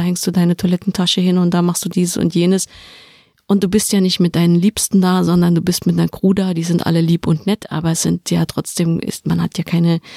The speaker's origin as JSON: {"language": "German", "region": "Saarland", "country": "Germany", "said": "Ich komme aus dem Saarland"}